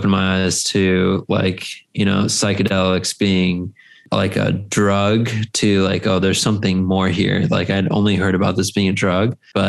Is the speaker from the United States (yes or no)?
no; Costa Rica; right by where we grew up in Costa Rica